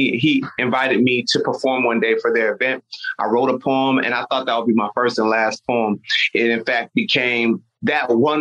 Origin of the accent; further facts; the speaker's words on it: Nigeria; I'm Nigerian